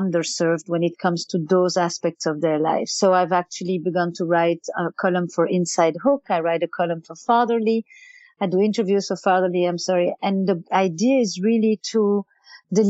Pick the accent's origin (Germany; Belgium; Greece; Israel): Belgium; Antwerp, Flanders; English is a second language; now in New York, United States; I'm from Flemish Belgium, you know that, I mean, that's already very good to know that I would probably be speaking Flemish. I was actually schooled in Flemish my entire childhood.